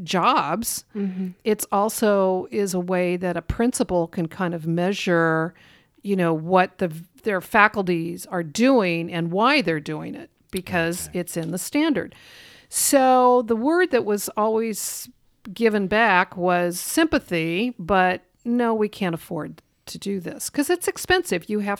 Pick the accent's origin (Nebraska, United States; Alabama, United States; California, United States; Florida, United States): Nebraska, United States; Lincoln; I grew up in Lincoln, and there was always the Nebraska Repertory Theater and the Lincoln Community Playhouse